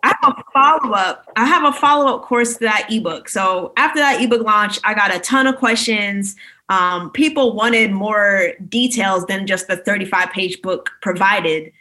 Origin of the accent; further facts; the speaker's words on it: Maryland, United States; moved away as an adult; also born or lived in New York; now in Reston, United States; I'm from Maryland originally, but currently I'm in Florida just for quarantine and everything